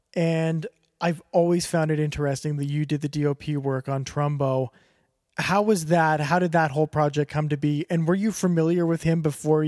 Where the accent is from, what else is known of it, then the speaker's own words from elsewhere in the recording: Canada; And maybe it's because I'm Canadian to begin with, and I just like that isolation and the cold and the weird sex and snowshoes that we're known for.